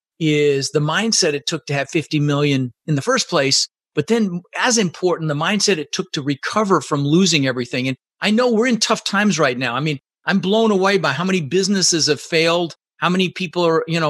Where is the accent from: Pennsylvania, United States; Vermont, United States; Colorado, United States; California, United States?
Colorado, United States; Denver; English is a second language; also born or lived in Netherlands; I immigrated to this country when I was 6 years old with my mother, Svante, and my brother, Albert. I was born in the Netherlands, in Holland, you know, wooden shoes. And my mom brought us over to the United States, and we ended up in Denver, Colorado. And we grew up pretty poor.